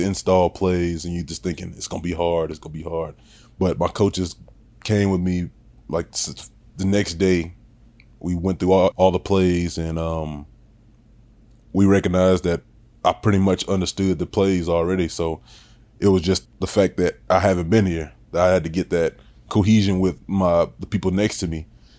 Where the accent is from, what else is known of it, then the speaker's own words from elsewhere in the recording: Louisiana, United States; moved away as an adult; I'm from Louisiana